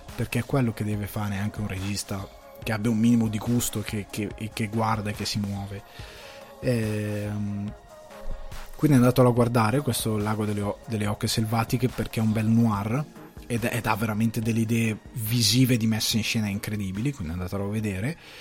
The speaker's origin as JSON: {"language": "Italian", "area": "Cremasco", "region": "Lombardy", "country": "Italy", "tie": "born or raised there", "said": "sono cresciuto nel Cremasco, andavo a scuola eh, all'università ne, mm, a Crema, all'università scusate, alle scuole superiori a Crema"}